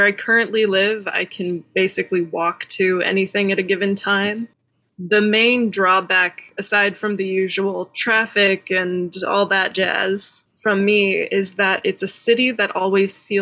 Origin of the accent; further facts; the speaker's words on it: Dallas, Texas, United States; also born or lived in Austin, Texas; I grew up in Dallas, Texas, in one of the big cities of Texas